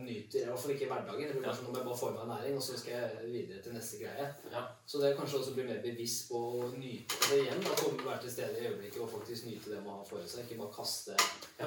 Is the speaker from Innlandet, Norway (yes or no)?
yes; Kongsvinger, Innlandet, Norway; jeg er fra Kongsvinger. Ja. Jeg er bygdegutt